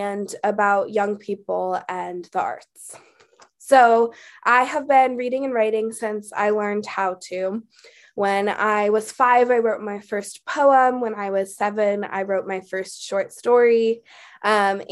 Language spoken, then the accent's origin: English; Oakland, California, United States; I was born and raised in Oakland, California, and that's still where I live today.